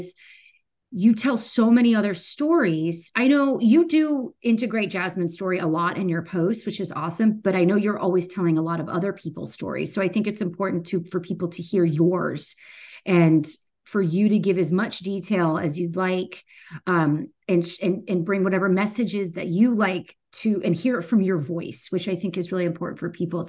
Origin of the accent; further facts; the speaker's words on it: Florida, United States; now in Atlanta, United States; I'm from Florida.